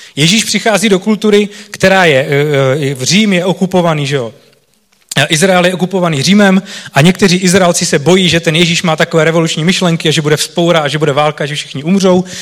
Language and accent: Czech; Czechia; pro nás Čechy